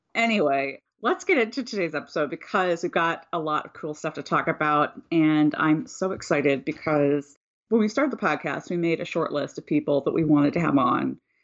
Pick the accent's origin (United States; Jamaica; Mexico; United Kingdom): United States; Ohio; Growing up in Ohio